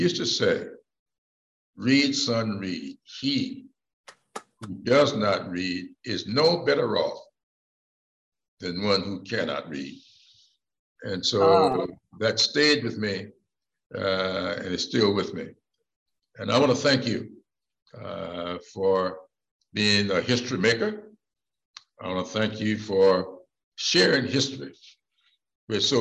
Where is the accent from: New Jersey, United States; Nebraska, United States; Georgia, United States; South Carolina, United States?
South Carolina, United States; Sumter; public library in my hometown of Sumter when I was growing up